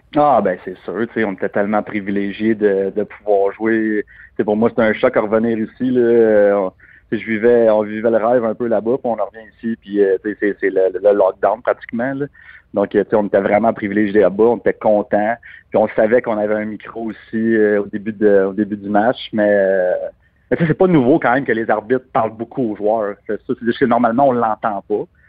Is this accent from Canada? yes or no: yes; Canada; on est Canadien.